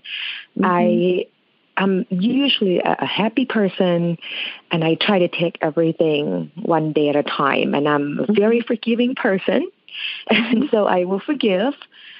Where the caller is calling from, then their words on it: Michigan, United States; I am calling from Michigan.